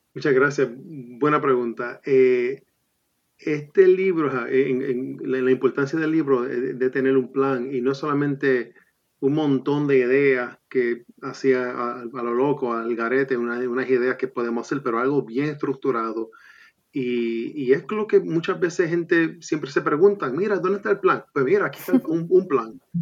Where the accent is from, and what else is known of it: Puerto Rico